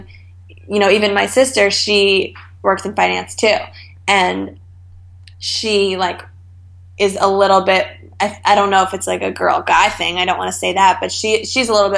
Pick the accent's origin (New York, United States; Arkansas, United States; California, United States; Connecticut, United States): New York, United States; Westchester; now in New York City, United States; I grew up in Westchester, so just like 30 minutes north of the city